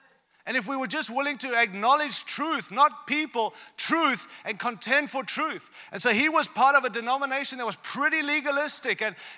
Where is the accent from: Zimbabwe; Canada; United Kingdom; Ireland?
Zimbabwe; born there; also born or lived in South Africa / Australia; I was born in Africa, like not South Africa, real Africa, all right? Real Africa, Zimbabwe, all right? And then I lived in South Africa and then I moved to Australia.